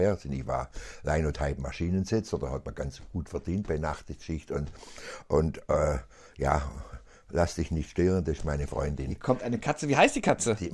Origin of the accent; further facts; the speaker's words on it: Aalen, Baden-Württemberg, Germany; also born or lived in Ellwangen; da bin ich geboren, bin aber in Aalen aufgewachsen, mein ganzes Leben lang.